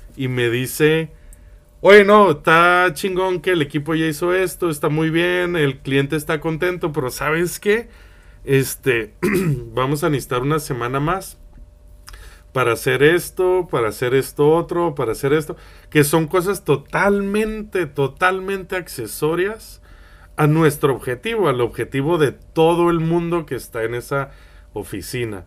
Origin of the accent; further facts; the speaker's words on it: Mexico; moved away; also born or lived in Spain; tú sabes que yo viví en España muchos años y que soy de México.